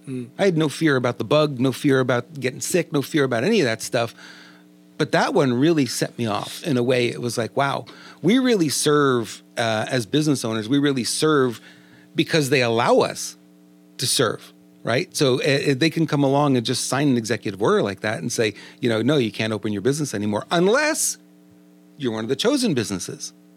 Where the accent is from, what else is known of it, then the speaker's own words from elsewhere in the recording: New York, United States; accent: New York; now in California, United States; We're both from New York